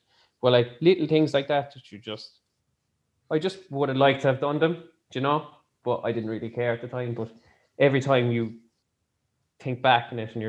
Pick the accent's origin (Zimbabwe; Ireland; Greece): Ireland; as an Irish people